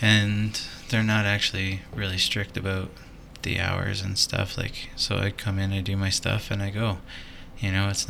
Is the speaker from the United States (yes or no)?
no; Canada; because I'm Canadian